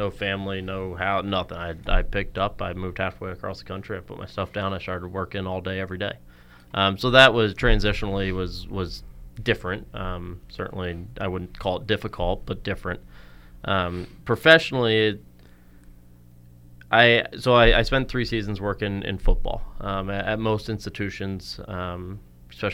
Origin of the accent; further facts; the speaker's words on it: Southern Delaware, United States; moved away as an adult; also born or lived in Maryland; now in Whitewater, Wisconsin, United States; I grew up in Southern Delaware, about a half hour from Wesley College